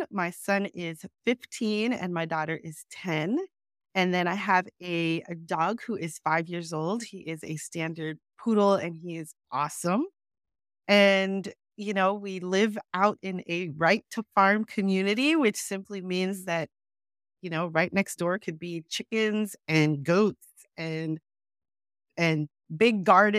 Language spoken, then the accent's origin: English; New York City, New York, United States; also born or lived in Salt Lake City; we moved back to New York. And we lived in New York City. So I grew up mostly in Queens, New York.